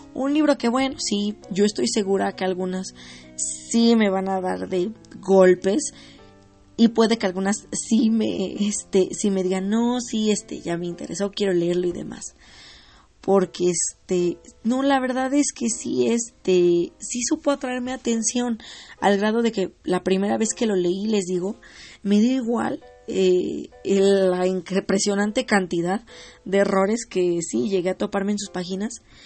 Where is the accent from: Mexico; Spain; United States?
Mexico; yo soy de aquí de México